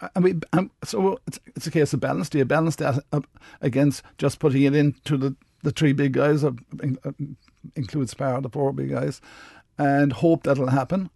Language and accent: English; Midleton, Munster, Ireland; I'm from Middleton